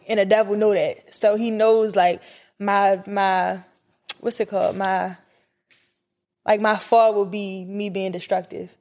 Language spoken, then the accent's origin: English; Baltimore, Maryland, United States; I'm from Baltimore